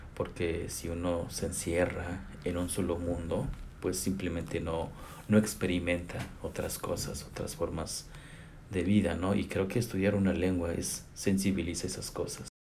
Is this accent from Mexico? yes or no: yes; Chicontepec, Veracruz, Mexico; also born or lived in Zacatecas, Mexico; now in Austin, United States; Soy originario de Chicotepec, Veracruz, nacido ahí